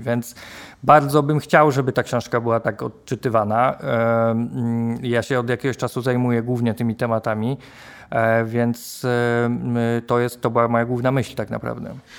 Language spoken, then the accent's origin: Polish; Poznań, Greater Poland, Poland; jestem z Poznania